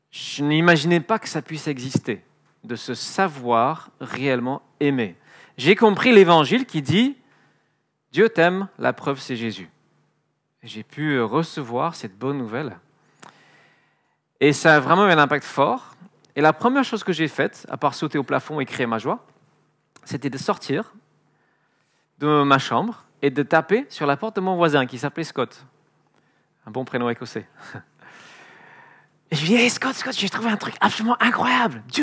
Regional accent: France; born there; also born or lived in Edinburgh, United Kingdom; Donc, mon temps à Édimbourg euh, est fini, je suis né en France, j'ai rejoint une, église, j'essaie là d'encourager les chrétiens à sortir de la petite bulle confortable.

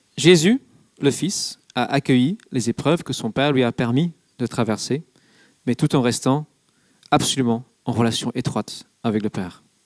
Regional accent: England, United Kingdom; now in France; je suis anglais

